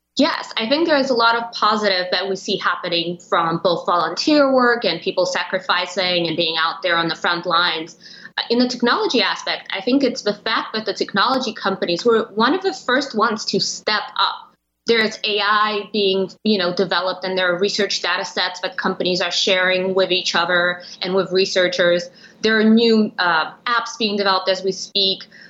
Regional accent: Russia; also born or lived in Europe; now in United States; And I was born and I grew up in Russia, and I've lived around Europe for a while.

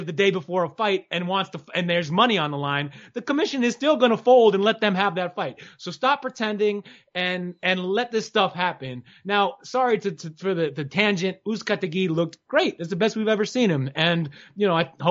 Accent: New York City, New York, United States; I'm from New York. I love the city

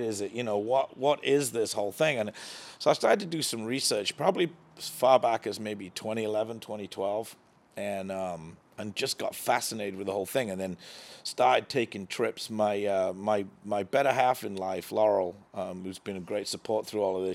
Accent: England, United Kingdom; moved away as an adult; now in United States; growing up in England

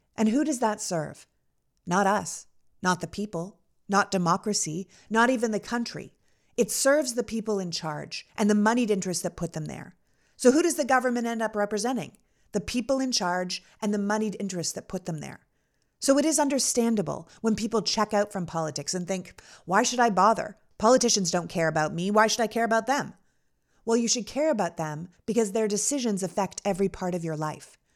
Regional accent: Canada; moved away as an adult; also born or lived in New York City; now in United States; I was born and raised in Canada.

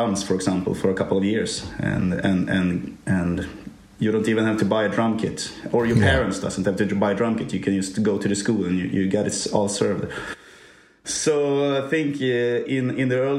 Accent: Norrland, Sweden; I'm also growing up in the north of Sweden

